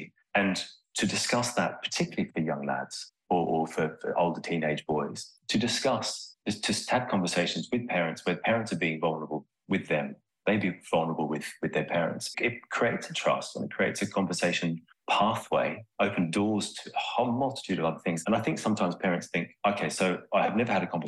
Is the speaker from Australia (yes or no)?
yes; Australia; moved away as an adult; now in United Kingdom; I'm Australian. I've lived in the UK now for 23 years